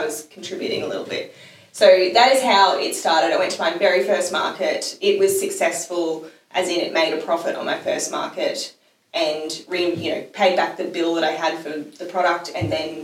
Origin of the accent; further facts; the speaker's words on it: Mackay, Queensland, Australia; I'm from Mackay